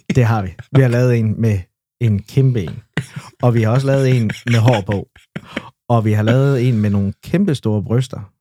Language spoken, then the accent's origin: Danish; Esbjerg, Southern Denmark, Denmark; Nørregade 73 her i Esbjerg, og, øhm, og der boede vi faktisk de første fem år af mit liv